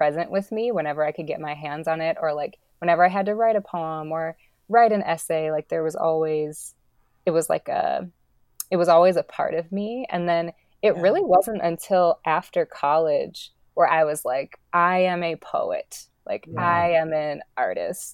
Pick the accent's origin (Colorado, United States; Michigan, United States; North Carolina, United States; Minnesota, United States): Minnesota, United States; Minneapolis; also born or lived in New Mexico; I grew up in Minneapolis